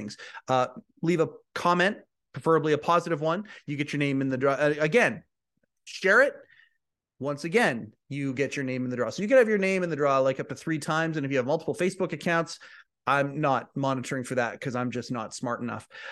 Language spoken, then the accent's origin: English; Canada; Canadian, I'm a Canadian too